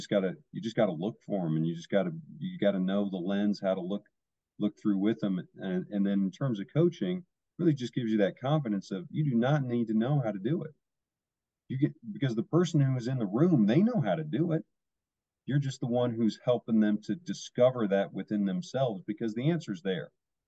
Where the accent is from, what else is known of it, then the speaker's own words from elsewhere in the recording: California, United States; I grew up in Orange County.